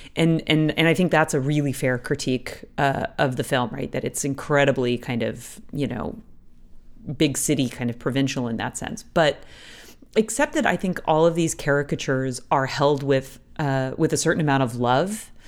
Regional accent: United States; moved away as an adult; now in Toronto, Canada; as an American, recently moved to Canada

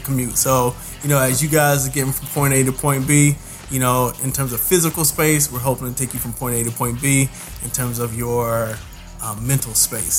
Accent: Indianapolis, Indiana, United States; moved away as an adult; also born or lived in Houston, Texas; now in New York, United States; I'm originally born and raised in the Nappy Nap, better known as Nap Town, better known as Indianapolis

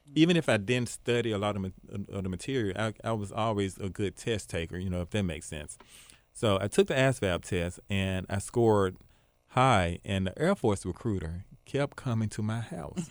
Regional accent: Memphis, Tennessee, United States; I'm actually from Binghamton

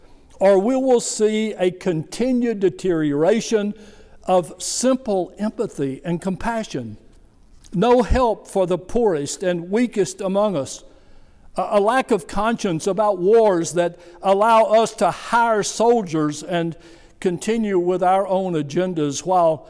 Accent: United States; I'm a religious person, a Christian, and I am an American

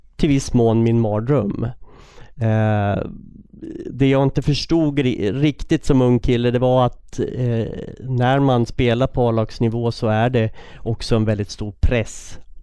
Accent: Västerås, Västmanland, Sweden; jag är uppvuxen i Västerås

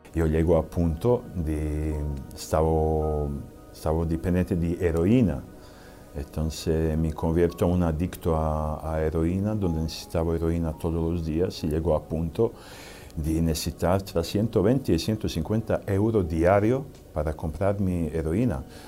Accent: Serbia; Spanish is a second language; moved away; Vengo de Serbia, que antes era Yugoslavia

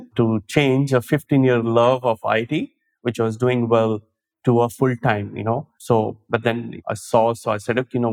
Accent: India; moved away as an adult; now in Sydney, Australia; I came from India on a work visa

